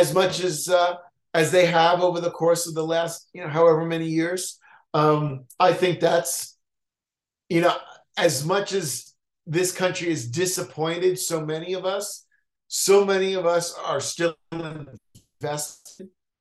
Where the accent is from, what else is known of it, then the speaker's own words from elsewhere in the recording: United States; being an American